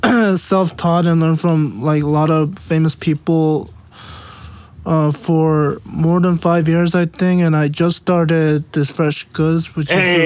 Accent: South Korea; moved away as an adult; now in Los Angeles, United States; from ID. I'm from South Korea. And I'm 28 years old.

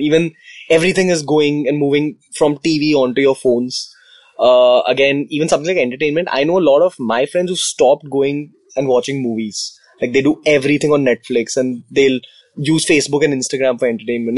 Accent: India; that's just the downside to being Indian

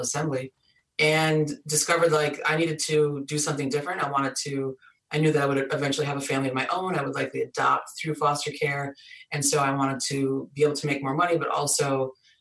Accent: Michigan, United States; moved away as an adult; now in Boston, United States; I was born and raised in Michigan

